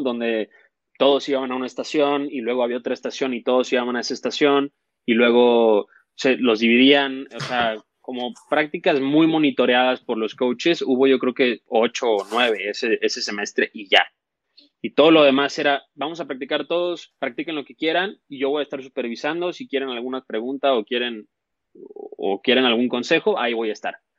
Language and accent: Spanish; Mexico